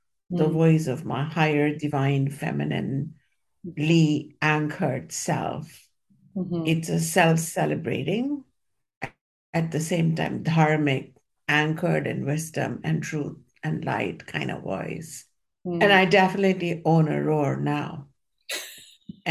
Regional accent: India; moved away; when I was growing up in India

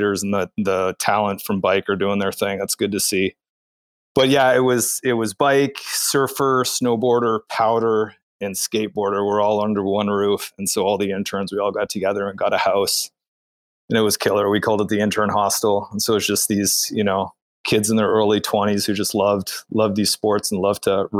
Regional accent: Calgary, Alberta, Canada; moved away; I grew up in Calgary, Alberta.

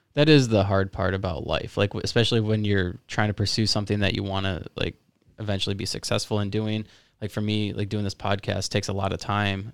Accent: South Florida, United States; I'm from uh, South Florida

